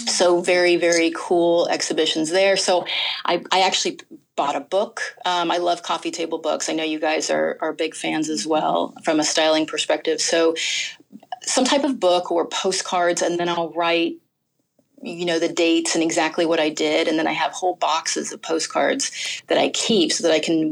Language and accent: English; California, United States; moved away; I'm from California